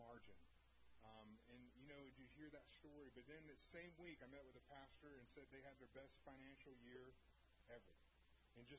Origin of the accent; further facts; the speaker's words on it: Houston, Texas, United States; moved away as an adult; also born or lived in Oklahoma; I grew up in North Houston